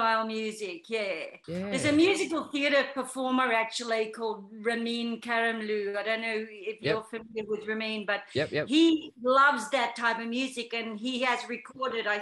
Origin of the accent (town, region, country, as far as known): Australia; also born or lived in United Kingdom